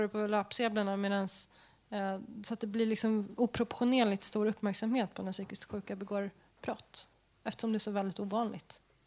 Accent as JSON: {"language": "Swedish", "region": "Skåne", "country": "Sweden", "said": "Jag är från Skåne."}